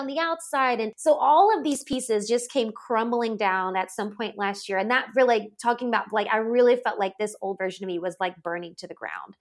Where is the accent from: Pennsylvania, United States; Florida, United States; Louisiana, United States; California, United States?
Louisiana, United States; I grew up in the Bible Belt. I'm from Louisiana. Grew up in a very conservative state